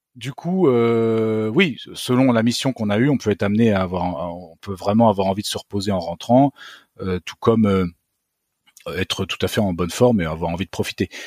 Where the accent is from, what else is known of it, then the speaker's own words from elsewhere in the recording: France; je suis un Français comme les autres